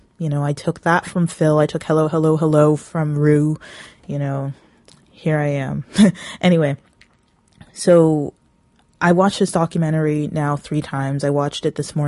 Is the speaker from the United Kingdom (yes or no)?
no; Brampton, Ontario, Canada; also born or lived in Toronto, Ontario; I was born a Torontonian. Woot. But I've been Brampton for well over half of my life.